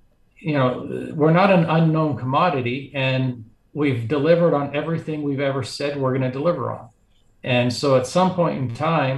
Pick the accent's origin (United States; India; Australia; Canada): Canada; Calgary, Alberta; I was born in Calgary. I've lived in Canada my whole life, except for, you know, about a year when I was off doing some school.